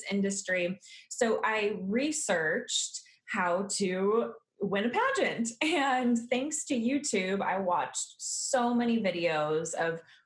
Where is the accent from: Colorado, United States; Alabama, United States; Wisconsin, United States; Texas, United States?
Wisconsin, United States; Milwaukee; I grew up in the Milwaukee, Wisconsin area